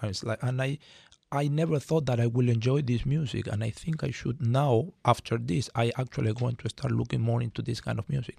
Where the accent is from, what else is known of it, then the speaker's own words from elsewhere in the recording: Venezuela; moved away as an adult; now in San Diego, United States; I come from Venezuela, and I was lucky enough to be born there